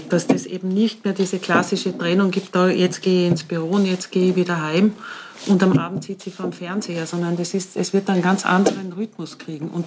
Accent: Bludenz, Vorarlberg, Austria; Nütziders ist ein, also ist ein kleiner, kleines Dorf, neben ehemaliges Dorf, neben Bludens, wo ich aufgewachsen bin.

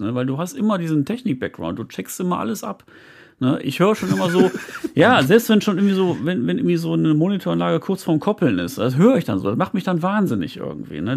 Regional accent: Viersen, North Rhine-Westphalia, Germany; ich komme ja aus Viersen

